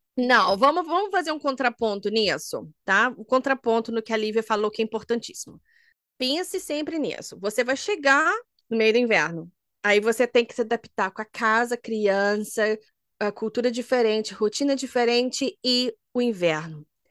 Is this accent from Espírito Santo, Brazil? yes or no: no; Minas Gerais, Brazil; moved away as an adult; also born or lived in Germany; eu sou de Minas